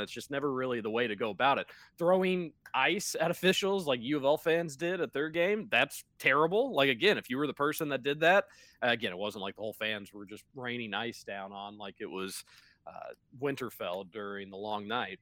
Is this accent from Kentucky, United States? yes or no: yes; Louisville, Kentucky, United States; Growing up in the Highlands too, Roush, going to their basketball camps growing up.